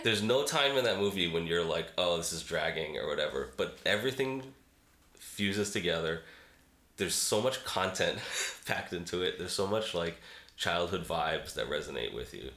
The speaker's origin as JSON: {"language": "English", "town": "Boston", "region": "Massachusetts", "country": "United States", "also_born_or_lived": "Brooklyn, New York", "moved": "as an adult", "said": "I'm from Boston originally. Uh, lived in Brooklyn, New York, off and on for a little while in my 20s and 30s."}